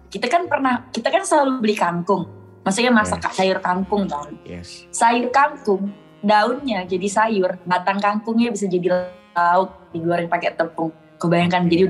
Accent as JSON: {"language": "Indonesian", "town": "Bengkayang", "region": "West Kalimantan", "country": "Indonesia", "tie": "born or raised there", "said": "Duit bapak tuh udah dipakai buat bangun tanah di rumah di kampung halaman aku yang di Bengkayang tuh"}